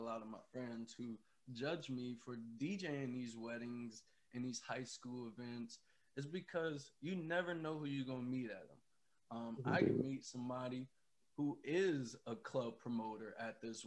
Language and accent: English; Ohio, United States; We're both from Ohio